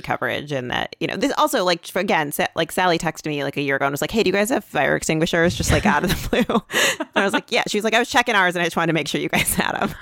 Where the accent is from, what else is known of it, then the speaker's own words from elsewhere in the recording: Michigan, United States; now in New York, United States; I'm from Michigan